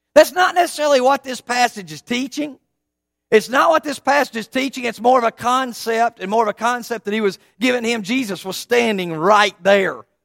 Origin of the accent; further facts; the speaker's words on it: East Tennessee, United States; I grew up in East Tennessee